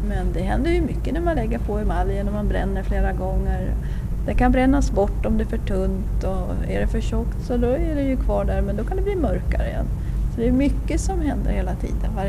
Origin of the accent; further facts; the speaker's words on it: Japan; Vi kommer från Japan.